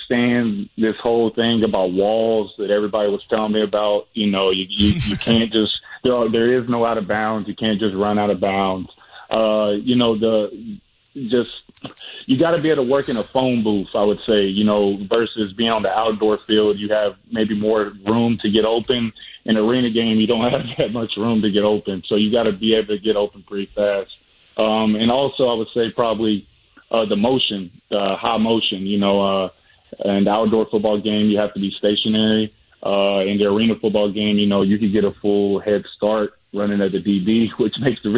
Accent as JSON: {"language": "English", "town": "Nashville", "region": "Tennessee", "country": "United States", "tie": "born or raised there", "moved": "as an adult", "lives_now": "Jacksonville, United States", "said": "I'm from Nashville, Tennessee originally. That's where I was born and raised"}